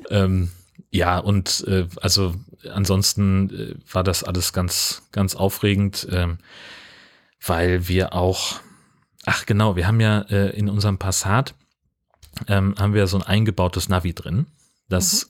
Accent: Hesse, Germany; ich bin ja in Hessen aufgewachsen.

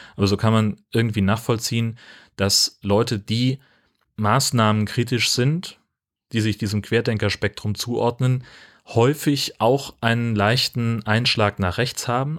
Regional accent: Hesse, Germany; moved away; ich bin auf dem Dorf groß geworden in Hessen

